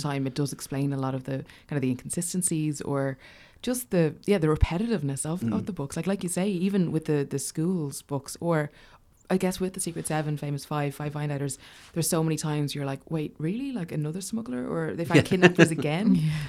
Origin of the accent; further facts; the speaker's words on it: Dublin, Leinster, Ireland; like for a kid growing up in Dublin.